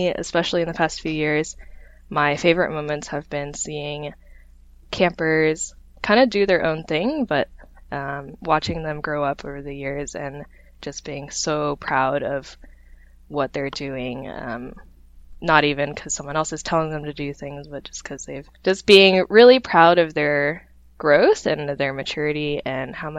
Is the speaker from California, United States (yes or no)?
no; St. Louis, Missouri, United States; moved away as an adult; now in Seattle, United States; growing up in St. Louis, Missouri